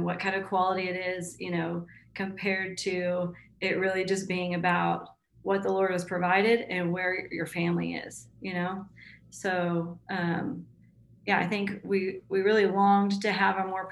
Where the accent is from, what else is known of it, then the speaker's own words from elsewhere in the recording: Tulsa, Oklahoma, United States; also born or lived in Fort Worth, Texas; I basically grew up in Tulsa. We moved here when I was 7